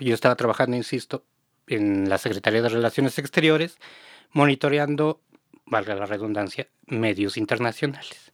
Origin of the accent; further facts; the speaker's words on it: Mexico City, Mexico; Yo soy de Xochimilco